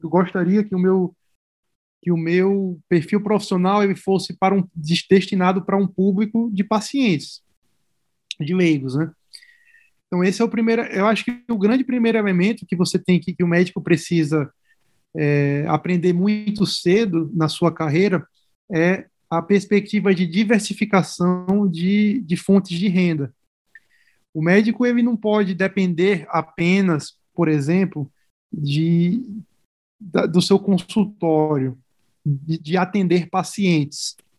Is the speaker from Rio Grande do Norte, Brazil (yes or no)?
yes; Natal, Rio Grande do Norte, Brazil; moved away as an adult; now in São Paulo, Brazil; eu sou de Natal, né? Eu sou do Rio Grande do Norte, fiz faculdade na Federal do Rio Grande do Norte